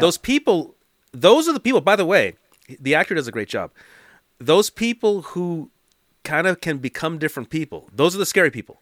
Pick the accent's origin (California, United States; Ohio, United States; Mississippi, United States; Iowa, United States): California, United States; Los Angeles; also born or lived in East Hollywood, Los Angeles; So I lived in the valley, but was born in Hollywood, then came back to the valley.